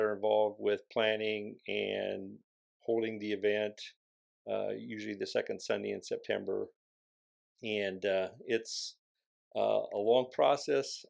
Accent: David City, Nebraska, United States; now in Columbus, United States; I grew up around Bellwood and David City

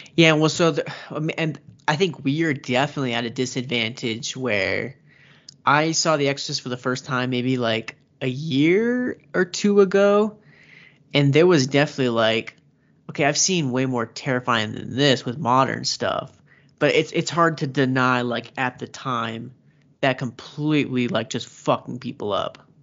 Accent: United States; I'm American.

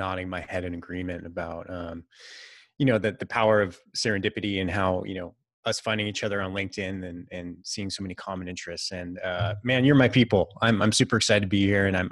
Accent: Silicon Valley, California, United States; also born or lived in San Francisco, United States / Santa Barbara, United States; I was born and raised in the Silicon Valley before it was all

